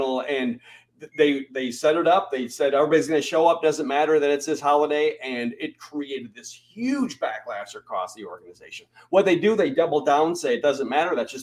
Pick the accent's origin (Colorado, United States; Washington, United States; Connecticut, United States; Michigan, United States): Michigan, United States; moved away as an adult; also born or lived in North Carolina; I grew up in Michigan, where we celebrated Labor Day.